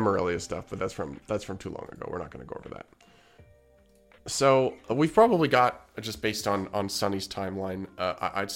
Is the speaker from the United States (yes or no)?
no; Canada; as a Canadian